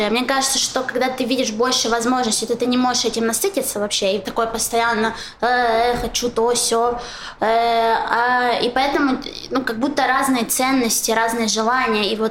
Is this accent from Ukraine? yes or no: yes; Kharkiv, Kharkiv Oblast, Ukraine; moved away as an adult; also born or lived in Saint Petersburg; now in Israel; Я уехала из Харькова в Санкт-Петербург и из Санкт-Петербурга в Израиль. И я э, переезжала скорее за себя, то есть э, в плане, что э, когда я приезжаю в Харьков, то я не вижу э, того, что вот из-за этого я уехала.